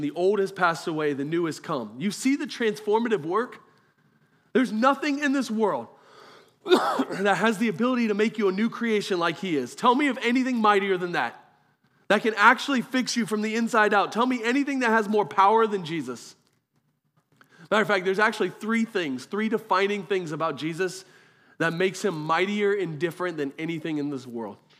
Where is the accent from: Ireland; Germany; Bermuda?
Germany; moved away; I was born in Germany